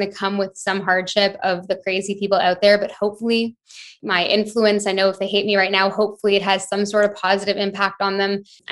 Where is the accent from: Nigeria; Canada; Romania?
Canada; moved away as an adult; also born or lived in London, United Kingdom; now in Bahamas; I'm Canadian, but I was in London for 5 years before I moved to the Bahamas last year with my boyfriend